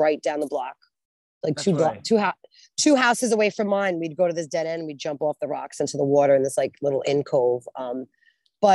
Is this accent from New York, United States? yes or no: yes; New York City, New York, United States; I grew up in the Bronx in a place called Pelham Bay